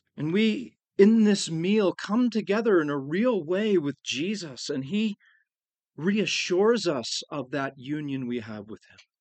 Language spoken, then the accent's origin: English; United States; us as American Christians